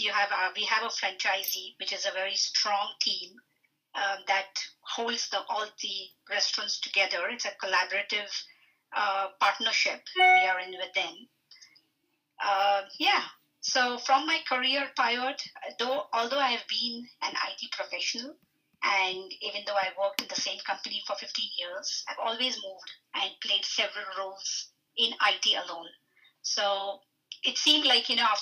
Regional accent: India; moved away as an adult; also born or lived in Fredericton, Canada; now in Saint John, Canada; I was born and brought up in India. I completed all my education back home in India.

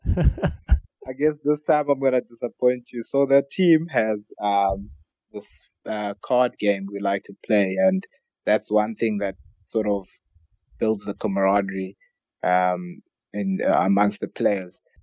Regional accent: South Africa; growing up in South Africa

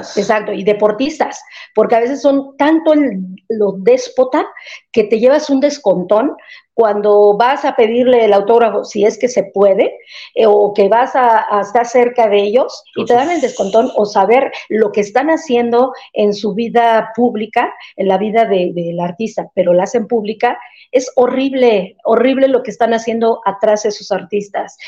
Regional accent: Mexico; yo como mexicana

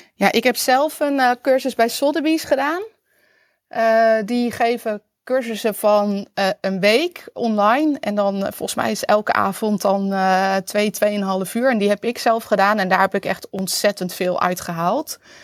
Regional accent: Netherlands; also born or lived in Utrecht; als Nederlander

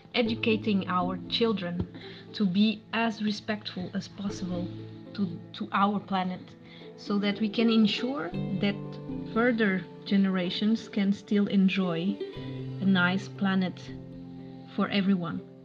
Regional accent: Portugal; I'm from Portugal

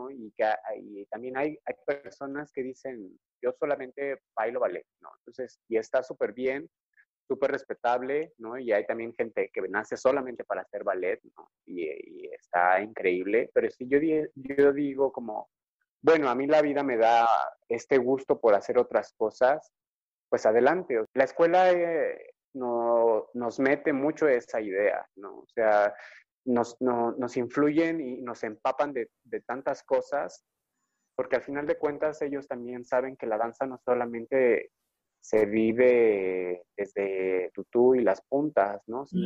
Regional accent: Mexico City, Mexico; ay, bueno, soy de la Ciudad de México, vivo en Puebla y pues vivo en Puebla, pero pues, no, estoy en otro, con otro tipo de moneda, estoy lejos de mi familia

